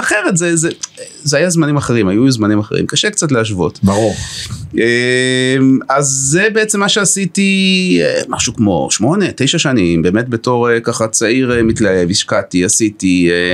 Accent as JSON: {"language": "Hebrew", "town": "Haifa", "region": "Haifa District", "country": "Israel", "tie": "born or raised there", "said": "גר בחיפה, יליד חיפה, הכי לוקל פטריוט"}